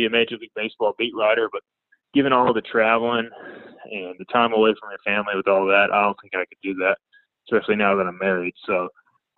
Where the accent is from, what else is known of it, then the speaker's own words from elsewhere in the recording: Greenville, North Carolina, United States; growing up in Greenville and growing up, you know, going to ECU